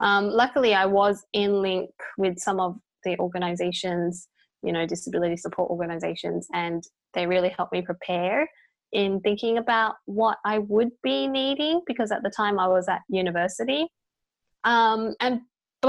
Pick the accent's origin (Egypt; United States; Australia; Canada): Australia; My parents are Chinese, but I was born in Australia